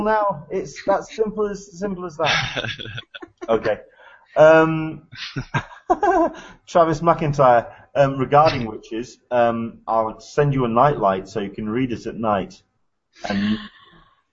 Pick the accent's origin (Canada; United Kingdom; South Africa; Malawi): United Kingdom; England; I'm from England